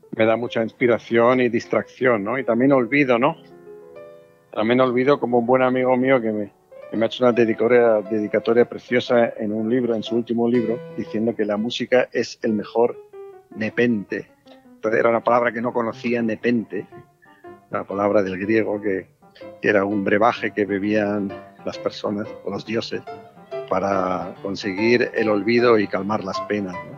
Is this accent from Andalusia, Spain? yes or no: no; Basque Country, Spain; moved away as an adult; also born or lived in Germany / Zaragoza; yo tomé cierta distancia del, País Vasco, ¿no? Porque me fui a Alemania